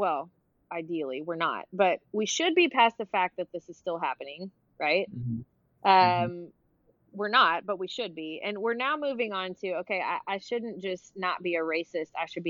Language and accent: English; Memphis, Tennessee, United States; moved away as an adult; now in Texas, United States; I spent most of my years growing up in Memphis, Tennessee